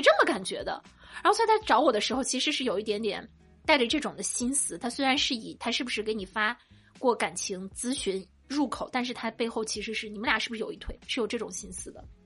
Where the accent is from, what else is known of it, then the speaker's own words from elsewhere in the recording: Shandong, China; 我们山东人